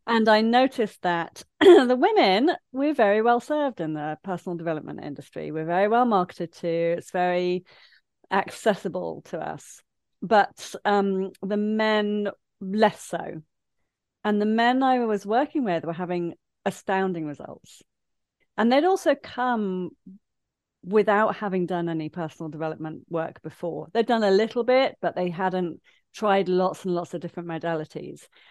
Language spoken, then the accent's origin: English; Leicester, East Midlands, United Kingdom; now in Brighton, United Kingdom; I grew up in Leicester in the landlocked Midlands